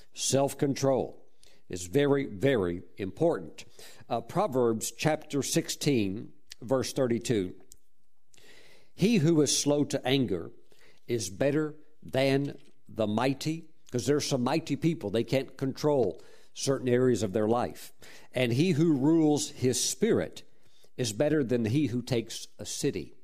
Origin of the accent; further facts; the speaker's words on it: Mississippi, United States; moved away; also born or lived in Texas; I grew up in Mississippi and eventually migrated to Texas and so forth